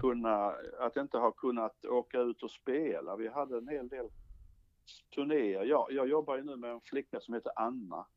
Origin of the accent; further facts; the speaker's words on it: Ronneby, Blekinge, Sweden; jag är ju från Blekinge